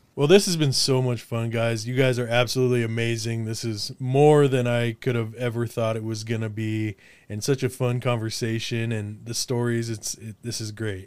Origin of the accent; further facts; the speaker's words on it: Windsor, Colorado, United States; also born or lived in Olympia, Washington; I'm from Windsor, Colorado originally.